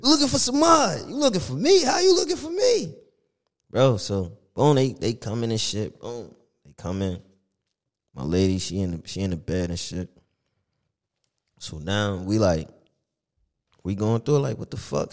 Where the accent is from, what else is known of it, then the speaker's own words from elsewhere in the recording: Elizabeth, New Jersey, United States; I'm from Elizabeth